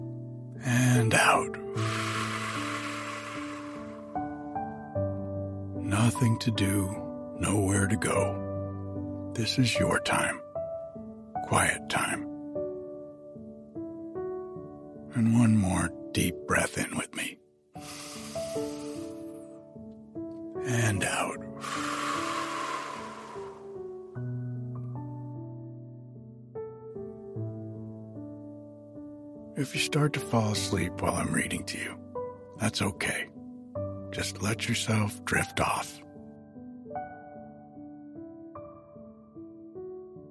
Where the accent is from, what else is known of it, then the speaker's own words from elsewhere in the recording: Rhode Island, United States; moved away; I grew up back in Rhode Island